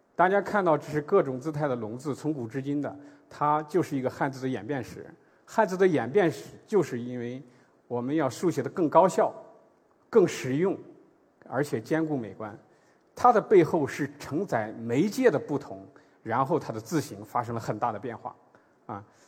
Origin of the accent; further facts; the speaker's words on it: China; 我们内地